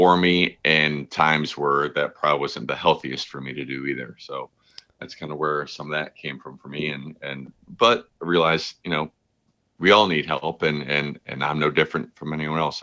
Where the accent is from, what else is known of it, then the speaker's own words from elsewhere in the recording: Berea, Ohio, United States; I was very fortunate to have a excellent upbringing in a small town, like suburb of Cleveland called Berea. It's a very like friendly, homey city. And I just loved growing up here